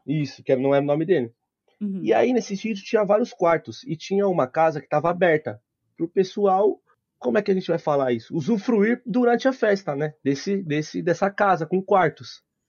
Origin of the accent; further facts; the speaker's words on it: Osasco, São Paulo, Brazil; Eu sou de Osasco